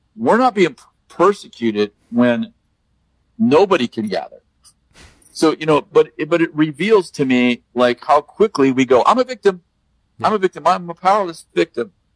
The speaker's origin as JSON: {"language": "English", "country": "United States", "said": "I'm American"}